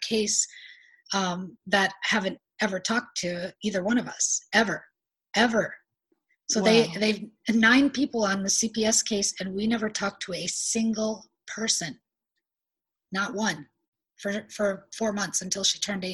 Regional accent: South Dakota, United States; moved away as an adult; I'm not from the state that I'm in. I was from South Dakota.

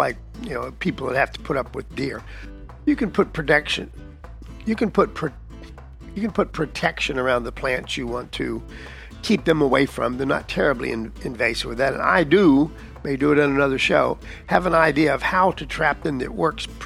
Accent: Texas, United States; I'm from Texas, or at least most of my life

